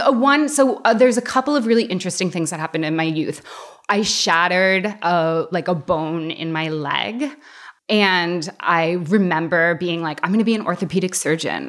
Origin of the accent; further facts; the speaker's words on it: United States; now in Canada; Growing up in the States